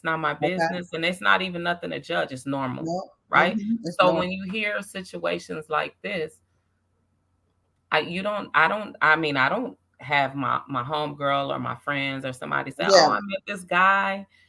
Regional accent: Minnesota, United States; because I'm from Minnesota, right?

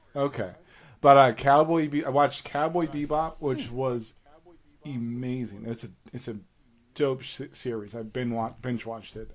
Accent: New York City, New York, United States; moved away; we stayed in the PJs in Staten Island.

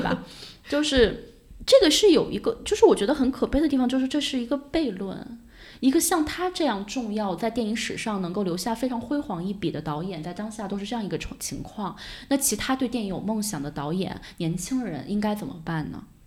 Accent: China; 我们中国人

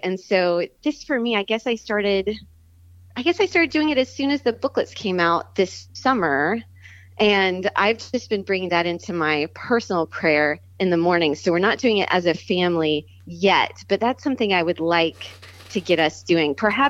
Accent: the Bible Belt of the South, United States; I grew up in the Bible Belt of the South and like Protestant country.

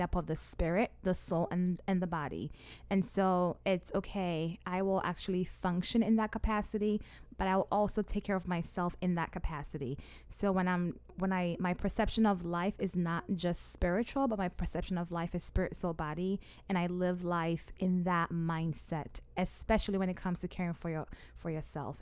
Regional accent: Ghana; now in Omaha, United States; I'm originally from Ghana, and my parents still live in Ghana.

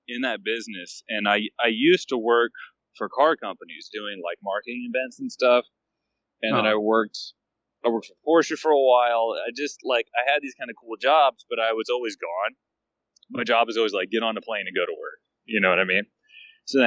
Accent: north of Atlanta, Georgia, United States; moved away; I am originally from Georgia, north of Atlanta, but now I live everywhere

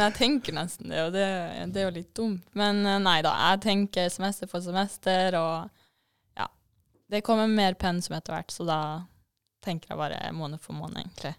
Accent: Vadsø, Troms og Finnmark, Norway; moved away as an adult; also born or lived in Trondheim; now in Bodø, Norway; Jeg er jo fra Vadsø

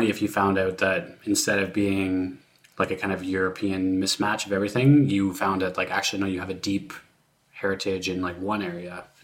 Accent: Canada; I'm British and Canadian and like obviously grew up in Canada my whole life, but I still feel British in this deep sense

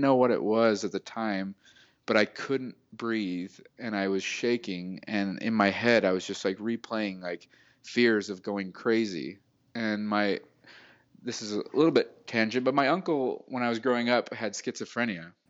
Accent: Salt Lake City, Utah, United States; moved away as an adult; also born or lived in California; I'm from Salt Lake City, Utah

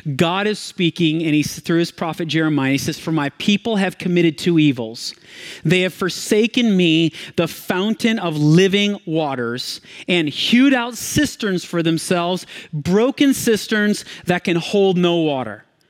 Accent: Michigan, United States; I grew up in Michigan

